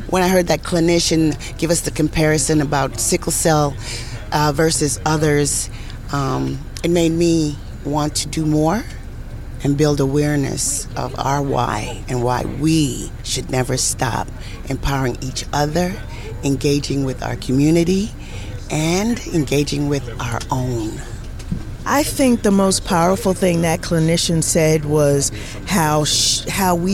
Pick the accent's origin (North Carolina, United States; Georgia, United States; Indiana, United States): North Carolina, United States; Winston-Salem; I'm from North Carolina.